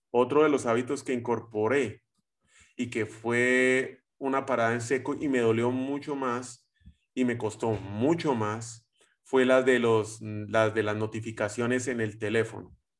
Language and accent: Spanish; Colombia; soy colombiano